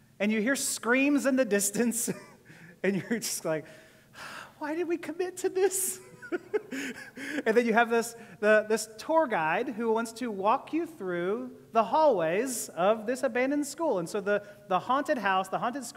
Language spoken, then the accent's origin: English; Houston, Texas, United States; also born or lived in Columbus, Ohio; I grew up outside of Columbus, Ohio, before we moved down in fifth grade to Houston